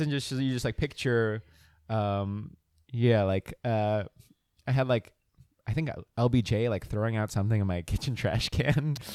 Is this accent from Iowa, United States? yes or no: no; Montville, New Jersey, United States; also born or lived in Philadelphia; I grew up in New Jersey